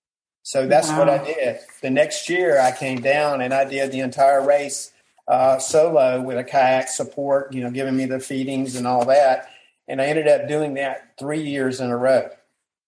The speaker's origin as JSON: {"language": "English", "town": "Panama City", "region": "Florida", "country": "United States", "tie": "born or raised there", "said": "I grew up around Panama City, Florida, so I was around the water"}